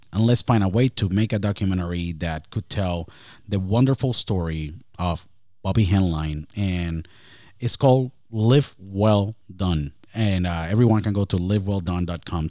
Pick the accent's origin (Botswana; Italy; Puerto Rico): Puerto Rico; I was born and raised in Puerto Rico